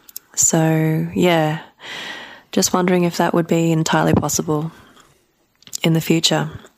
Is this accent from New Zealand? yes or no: no; Australia; I'm from Australia.